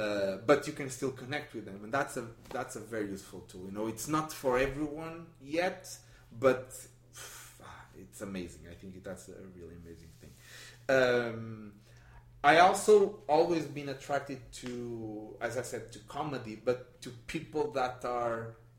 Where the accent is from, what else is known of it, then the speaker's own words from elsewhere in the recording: Portugal; English is a second language; no, I'm from Portugal. What? It was amazing.